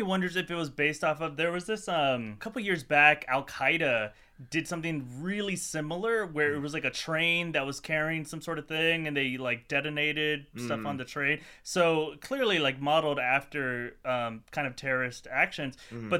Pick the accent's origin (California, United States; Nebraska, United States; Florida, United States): Florida, United States; Miami; I grew up in Miami and in Florida